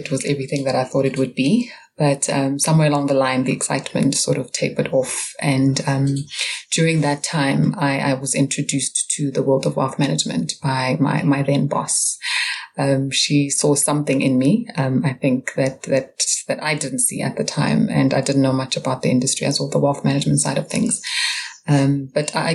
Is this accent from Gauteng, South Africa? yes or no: yes; Pretoria, Gauteng, South Africa; now in Johannesburg, South Africa; I'm from Pretoria, originally, which is our capital city here in South Africa.